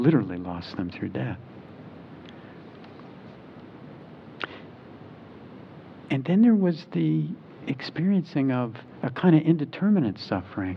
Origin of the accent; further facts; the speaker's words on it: New Jersey, United States; now in Charlottesville, United States; I grew up in New Jersey